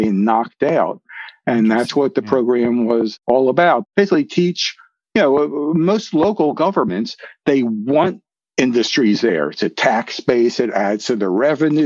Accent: Philadelphia, Pennsylvania, United States; moved away; also born or lived in Maryland; I'm from Philadelphia. Yeah. I'm a city guy

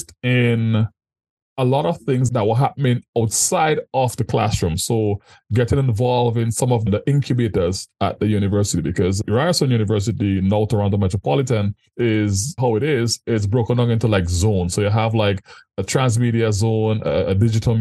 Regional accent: Paradise, Saint Andrew, Grenada; moved away as an adult; also born or lived in Mexico; now in Canada; I was born and raised in Grenada, in St. Mm-hmm. Andrew, Paradise to be exact

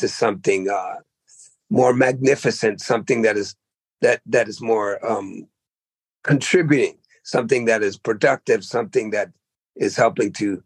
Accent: the Berkshires, Massachusetts, United States; moved away; also born or lived in Oakland, California; I was born in Massachusetts, you know, and, you know, that town I was born, the Berkshires, was probably the whitest place in the world. And I went from there to the blackest place in the world, Oakland

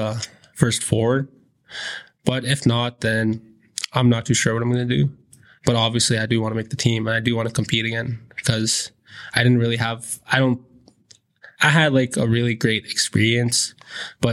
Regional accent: Fort Chipewyan, Alberta, Canada; I'm from Fort Chipewyan, Alberta

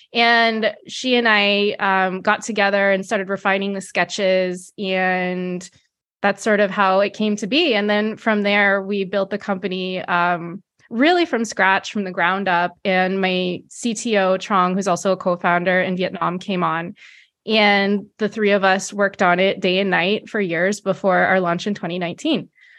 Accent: California, United States; I'm located in the San Francisco Bay Area. So as many people know, it's Silicon Valley, but I was born and raised here.

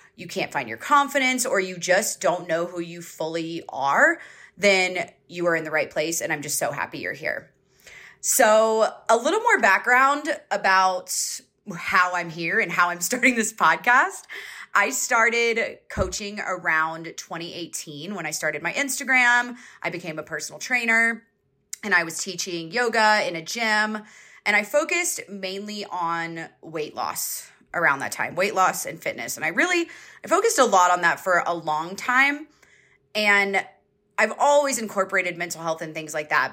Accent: Georgia, United States; I grew up in Georgia, so I grew up in the South

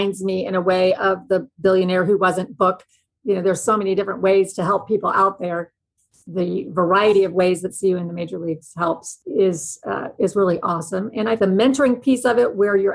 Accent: Kansas City, Missouri, United States; I'm from Kansas City. I grew up in Kansas City, Missouri

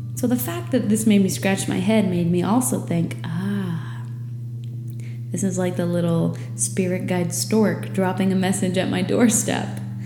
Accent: New England, United States; moved away as an adult; now in Florida Keys, United States; I was growing up in New England where it gets dark at 4 p.m.

